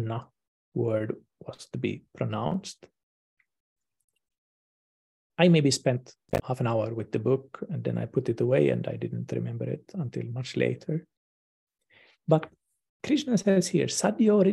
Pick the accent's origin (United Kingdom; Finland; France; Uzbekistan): Finland; here in my hometown in Finland